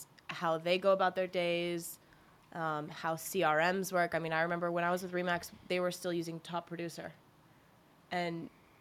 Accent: Burke, Virginia, United States; I grew up in Burke, Virginia

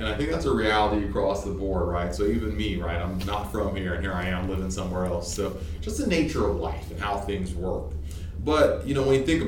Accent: Toronto, Ontario, Canada; moved away as an adult; also born or lived in Nigeria / Hattiesburg, Mississippi, United States; now in Shreveport, United States; I moved from Nigeria to Toronto, 8 and a half. Mm-hmm. I moved from Toronto to, I guess, Southern Mississippi, Hattiesburg area, 19.

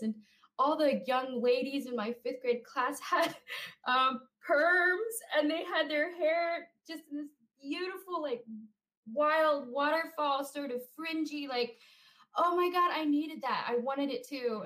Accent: Roswell, United States; moved away; I grew up in Roswell

